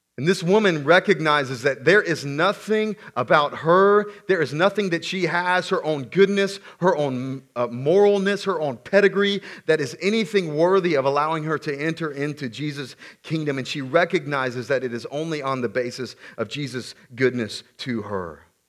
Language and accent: English; South Carolina, United States; I grew up in the Deep South, South Carolina